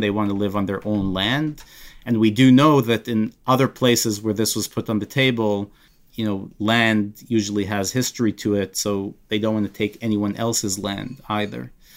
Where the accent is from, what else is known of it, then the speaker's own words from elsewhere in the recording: Israel; I grew up in Israel and served for three years.